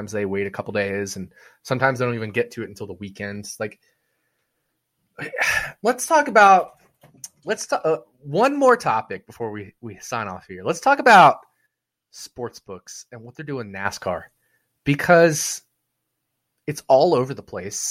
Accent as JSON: {"language": "English", "town": "Las Vegas", "region": "Nevada", "country": "United States", "tie": "born or raised there", "said": "Vegas, my hometown, Vegas, like the city I love"}